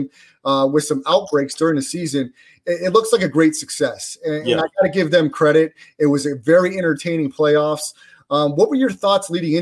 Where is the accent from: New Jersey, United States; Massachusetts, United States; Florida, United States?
Florida, United States; Central; we grew up together in Central Florida